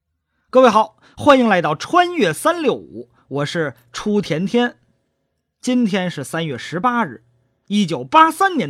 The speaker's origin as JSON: {"language": "Chinese", "country": "China", "said": "熊猫对于我们中国人来说啊，一点也不陌生。"}